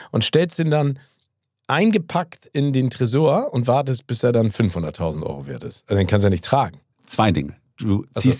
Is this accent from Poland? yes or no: no; United States; moved away; Ich bin ja in Amerika geboren und habe da auch ganz viel Zeit verbracht